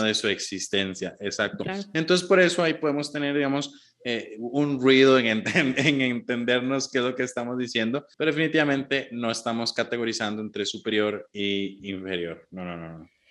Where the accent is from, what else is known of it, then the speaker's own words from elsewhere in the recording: Heredia, Costa Rica; aquí en mi pueblo natal, en, Heredia